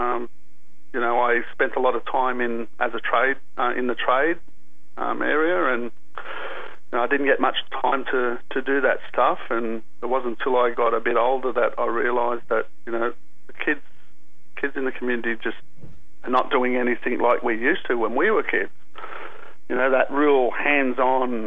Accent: Sydney, New South Wales, Australia; I grew up in the Aboriginal community here at La Perouse in the southern suburbs of Sydney.

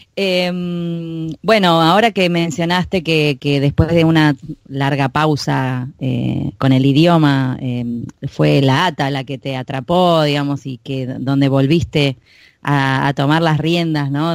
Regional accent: Buenos Aires, Argentina; accent: porteño; yo soy muy porteña, muy de Buenos Aires

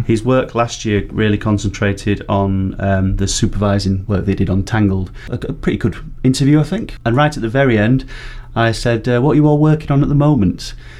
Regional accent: Barnsley, Yorkshire and the Humber, United Kingdom; my pronunciation is terrible. I'm from Barnsley

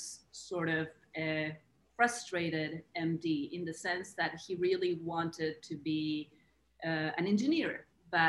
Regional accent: Argentina; moved away as an adult; I grew up in Argentina. I'm Argentinian. I lived there until I was 23 or 24.

